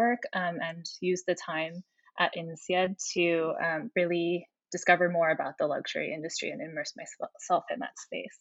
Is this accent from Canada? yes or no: no; California, United States; accent: American; moved away as an adult; also born or lived in Fontainebleau / Abu Dhabi / Singapore; I'm American. You can tell from my accent. Born in California, went to university there at Berkeley